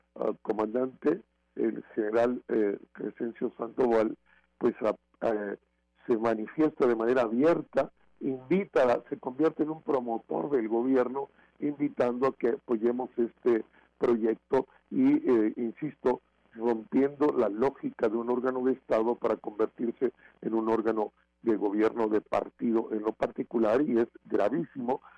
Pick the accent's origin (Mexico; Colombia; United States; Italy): Mexico; como mexicanas y mexicanos